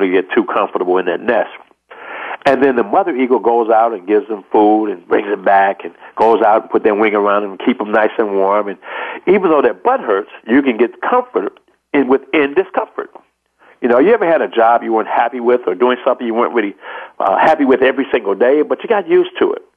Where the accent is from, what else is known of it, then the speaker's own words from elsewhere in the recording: Chicago, Illinois, United States; I'm from Chicago, Illinois